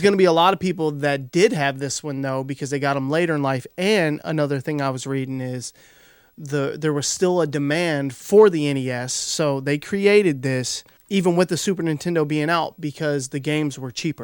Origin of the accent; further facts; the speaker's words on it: Kentucky, United States; I'm from Kentucky.